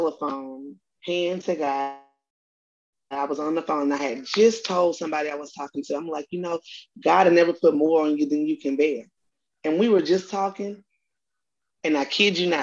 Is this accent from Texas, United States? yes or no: no; Baton Rouge, Louisiana, United States; I'm from Baton Rouge, Louisiana